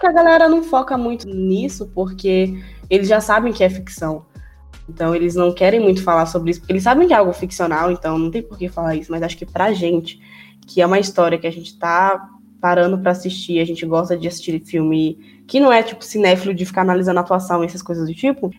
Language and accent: Portuguese; Northeast Region, Brazil; Eu falo nordestina que eu sou nordestina também